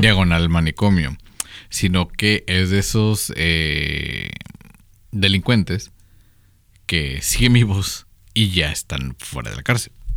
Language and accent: Spanish; Mexico; somos los mexicanos promedio